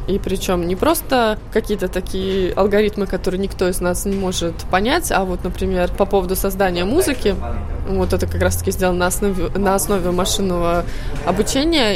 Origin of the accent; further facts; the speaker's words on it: Tallinn, Harju County, Estonia; moved away as an adult; also born or lived in Cambridge, England / Sweden / Berlin, Germany; я сама из Таллина, но я 4 года жила в э, Англии, в Кембридже. После этого год в Швеции